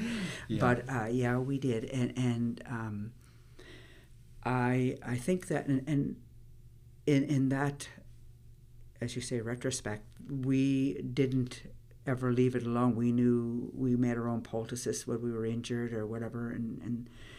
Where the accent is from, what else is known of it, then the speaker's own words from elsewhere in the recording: Lennox Island, Prince Edward Island, Canada; I'm originally from Lennox Island. I was born there.